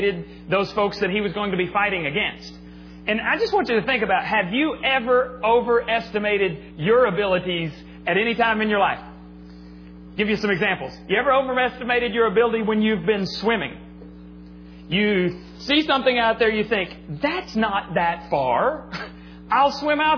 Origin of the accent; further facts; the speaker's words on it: Texas Panhandle, United States; I grew up in the Panhandle of Texas, where we got lots and lots of snow